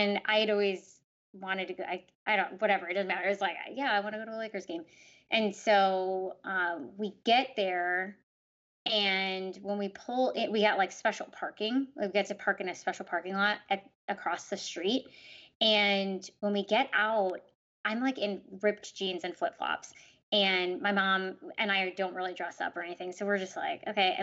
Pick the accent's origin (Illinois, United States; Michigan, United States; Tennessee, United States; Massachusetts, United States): Illinois, United States; Chicago; I grew up in Chicago